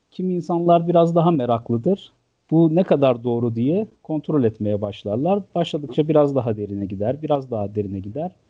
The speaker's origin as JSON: {"language": "Turkish", "region": "Malatya", "country": "Turkey", "tie": "born or raised there", "also_born_or_lived": "Ankara / Istanbul / England", "moved": "as an adult", "said": "Ee, ben 1982 Malatya doğumluyum. Yani 12 Eylül sonrasında sağ sol çatışmaları bittikten sonranın Malatya'sında doğdum. Ee, bütün hayatım burada geçti. E, ilk 18 yılım lise bitene kadar."}